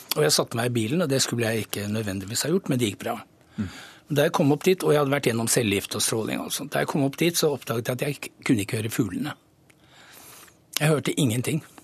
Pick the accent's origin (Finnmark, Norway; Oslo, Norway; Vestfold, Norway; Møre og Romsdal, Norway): Oslo, Norway; fra Nordberg. Jeg vokste opp nesten i skogen